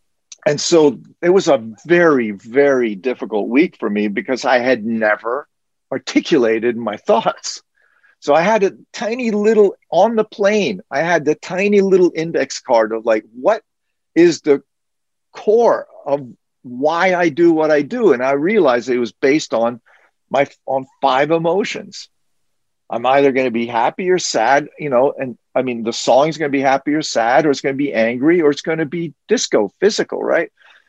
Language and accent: English; France; English is a second language; I spoke French, although he wrote it in English, but you know, I grew up in France, so I was still fluent in French.